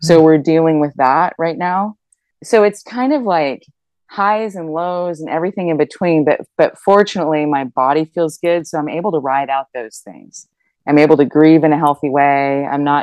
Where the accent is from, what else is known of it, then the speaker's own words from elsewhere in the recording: Germany; moved away; I grew up in Germany